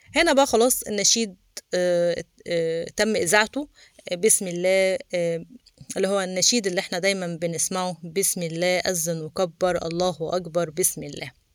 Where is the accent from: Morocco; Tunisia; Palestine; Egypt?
Egypt; احنا مصريين